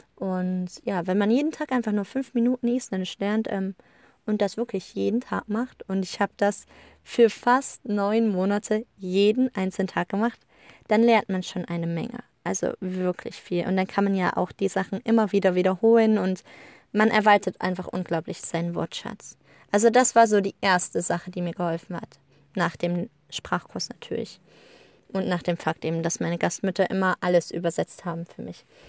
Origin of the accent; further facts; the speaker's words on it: Germany; wir Deutschen